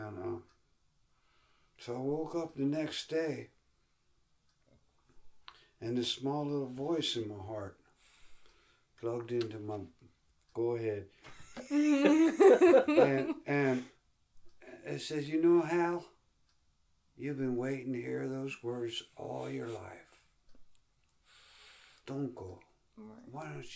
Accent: United States; I'm American

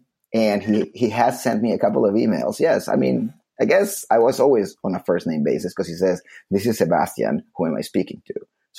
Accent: Slovakia; English is a second language; But I'm originally from Slovakia.

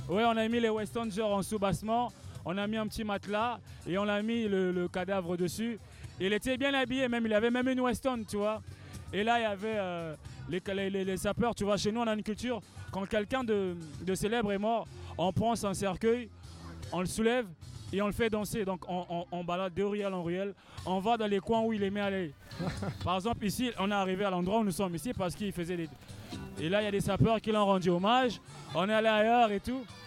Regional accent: Pointe-Noire, Republic of the Congo; Pointe-Noire, qui est ma ville natale

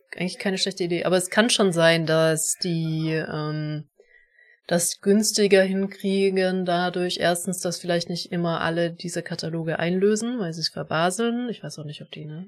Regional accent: Germany

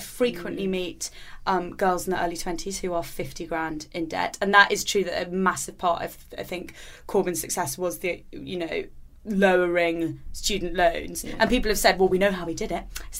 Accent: United Kingdom; we're British

